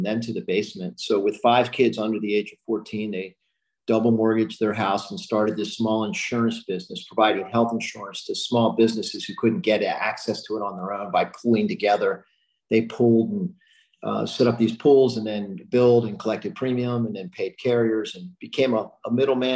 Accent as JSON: {"language": "English", "town": "Baltimore", "region": "Maryland", "country": "United States", "tie": "born or raised there", "also_born_or_lived": "Philadelphia", "said": "Born in Philadelphia, grew up in Baltimore"}